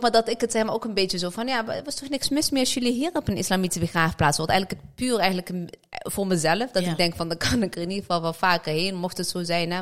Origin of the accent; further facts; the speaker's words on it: Morocco; bij ons als Marokkanen zijnde